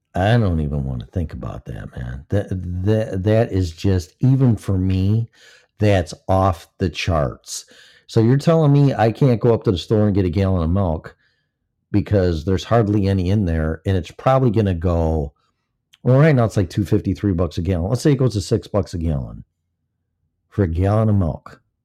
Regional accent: Illinois, United States; moved away; also born or lived in Colorado; This is my home state

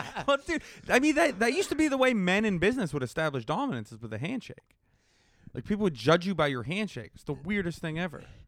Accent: Pittsburgh, Pennsylvania, United States; I'm from Pittsburgh

